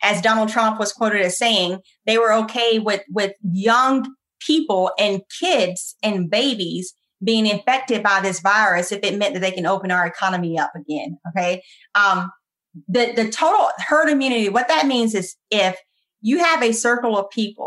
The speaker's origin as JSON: {"language": "English", "country": "United States", "accent": "country", "lives_now": "Virginia, United States", "said": "my country accent"}